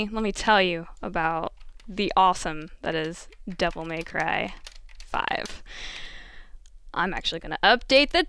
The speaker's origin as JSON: {"language": "English", "region": "Midwest", "country": "United States", "tie": "born or raised there", "said": "Growing up in the Midwest"}